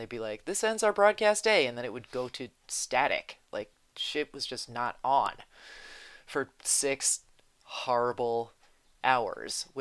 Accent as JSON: {"language": "English", "region": "New Jersey", "country": "United States", "tie": "born or raised there", "said": "growing up in Jersey"}